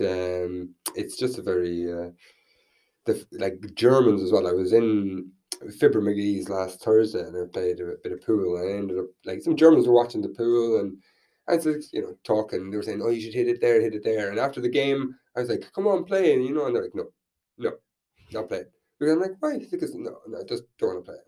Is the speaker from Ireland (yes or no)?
yes; Tubbercurry, Connacht, Ireland; also born or lived in Vietnam; now in Dublin, Ireland; I'm from Tubbercurry